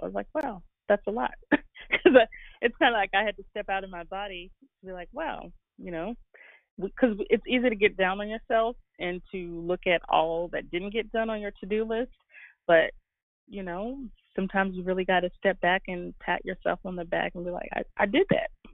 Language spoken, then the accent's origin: English; Guyana; I was born in Guyana in the Caribbean